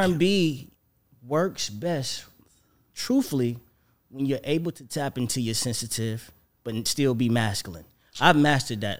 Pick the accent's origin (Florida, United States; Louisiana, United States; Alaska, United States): Florida, United States; moved away; also born or lived in Atlanta; I'm from Florida